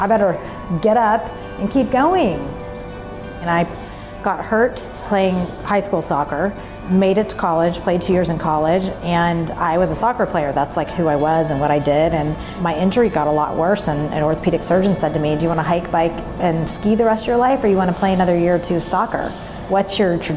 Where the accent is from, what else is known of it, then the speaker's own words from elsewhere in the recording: Dallas, Texas, United States; I grew up in Dallas